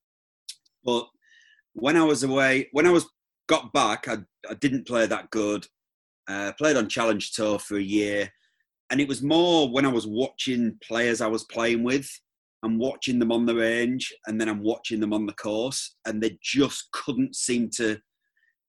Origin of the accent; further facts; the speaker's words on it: England, United Kingdom; I'm an English professional golfer